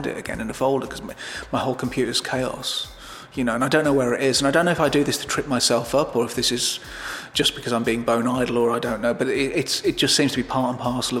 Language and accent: English; Birmingham, West Midlands, United Kingdom; I'm Irish, but I was brought up in Birmingham.